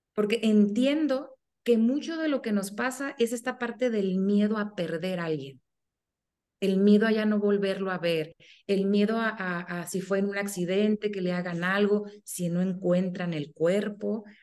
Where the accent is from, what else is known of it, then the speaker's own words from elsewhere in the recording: Sonora, Mexico; yo soy de México y específicamente soy de Sonora